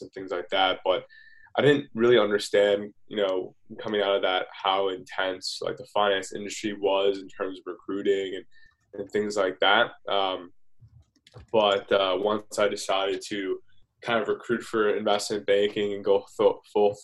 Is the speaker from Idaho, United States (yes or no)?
no; Stamford, Connecticut, United States; I'm from Stamford, Connecticut